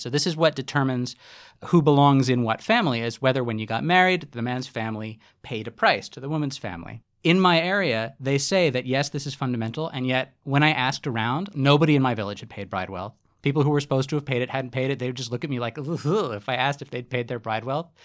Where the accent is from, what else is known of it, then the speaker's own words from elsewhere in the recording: United States; I'm an American, I was in Indonesia